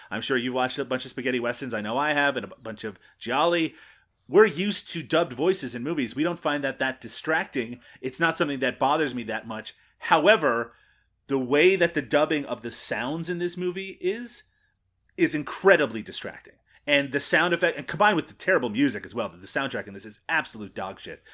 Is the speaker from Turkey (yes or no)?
no; Canada; I'm Canadian